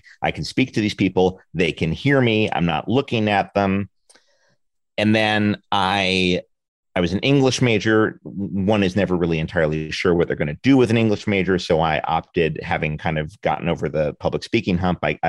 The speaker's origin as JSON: {"language": "English", "town": "New York City", "region": "New York", "country": "United States", "tie": "born or raised there", "moved": "yes", "lives_now": "Los Angeles, United States", "said": "I grew up in Manhattan. I grew up in the West 40s of Manhattan, which is the theater district"}